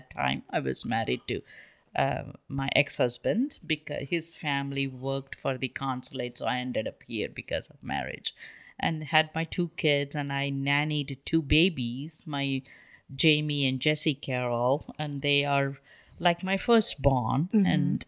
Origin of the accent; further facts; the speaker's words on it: India; I want to write a book because I grew up in India in a very, very powerful family.